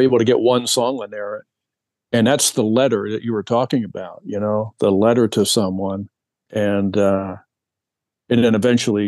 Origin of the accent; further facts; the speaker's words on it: East Coast, United States; I'm from the East Coast